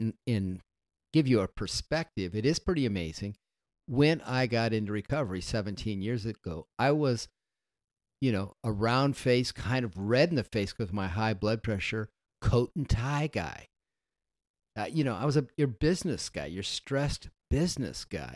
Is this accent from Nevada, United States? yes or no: yes; Las Vegas, Nevada, United States; moved away; I grew up in Las Vegas, Nevada